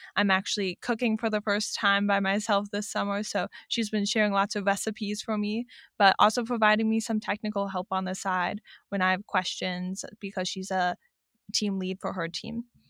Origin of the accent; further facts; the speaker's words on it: Cleveland, Ohio, United States; moved away as an adult; I'm originally from Cleveland, Ohio